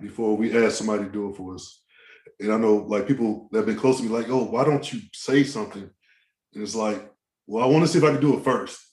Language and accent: English; Maryland, United States; I'm from Maryland